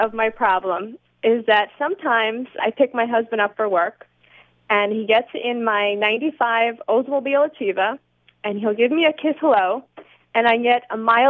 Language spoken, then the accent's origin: English; New York City, New York, United States; moved away as an adult; now in St. Louis, United States; Right now I live in St. Louis, but originally I'm from Queens, New York.